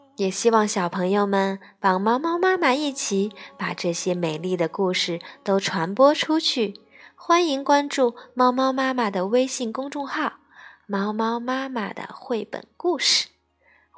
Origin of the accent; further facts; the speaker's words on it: China; 我们中国人